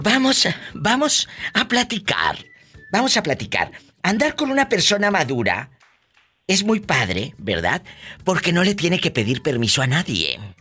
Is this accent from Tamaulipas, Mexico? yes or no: yes; Matamoros, Tamaulipas, Mexico; moved away; yo tengo muchos años que no voy a mi tierra, que es Matamoros, Tamaulipas.